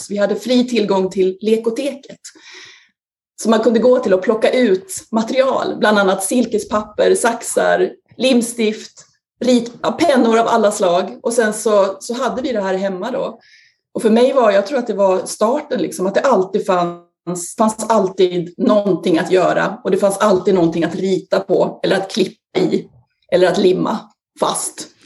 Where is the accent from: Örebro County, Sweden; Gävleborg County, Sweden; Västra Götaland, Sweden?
Gävleborg County, Sweden; Sandviken; jag är ju då 50 plus, men på 70-talet så föddes jag i Sandviken 1970, växte upp i Sandviken i ett eh, radhusområde